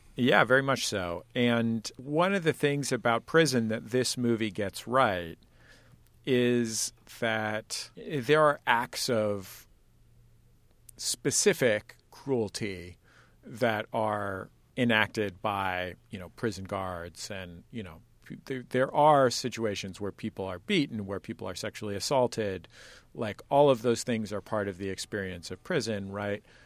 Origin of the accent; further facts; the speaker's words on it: San Francisco, California, United States; I'm from San Francisco